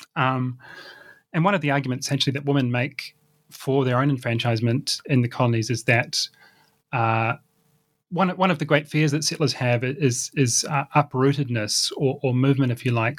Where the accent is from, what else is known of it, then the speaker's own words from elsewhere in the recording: New Zealand; I grew up in New Zealand in the 1990s